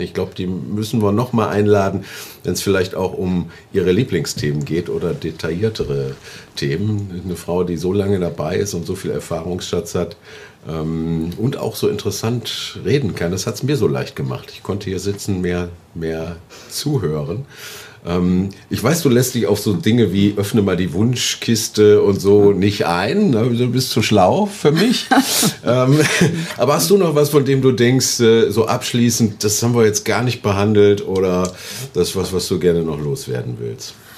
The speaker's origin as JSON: {"language": "German", "town": "Oberhausen", "region": "North Rhine-Westphalia", "country": "Germany", "tie": "born or raised there", "said": "in meiner Heimatstadt in Oberhausen"}